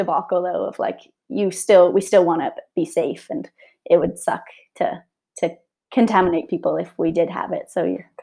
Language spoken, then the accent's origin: English; Calgary, Alberta, Canada; I'm from Calgary, Alberta. I have lived a little bit all over, but residing here now.